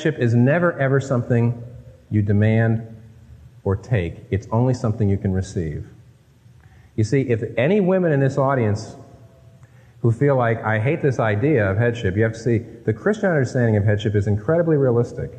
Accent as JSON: {"language": "English", "region": "Northeast", "country": "United States", "tie": "born or raised there", "said": "My wife and I are not from the Midwest, we're not from the South, we're from the Northeast, raised in public schools"}